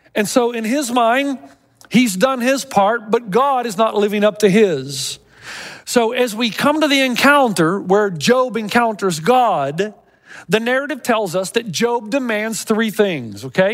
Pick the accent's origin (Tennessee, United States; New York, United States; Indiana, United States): Tennessee, United States; I was growing up in Tennessee